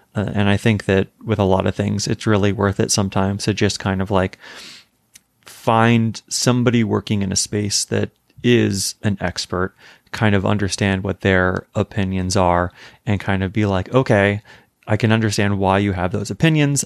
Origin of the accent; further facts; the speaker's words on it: Arizona, United States; moved away as an adult; also born or lived in California / New York; growing up in Arizona, we did not have daylight savings